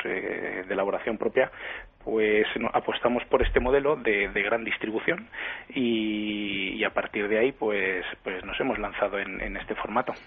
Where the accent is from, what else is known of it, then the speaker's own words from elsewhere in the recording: Valencian Community, Spain; somos todos valencianos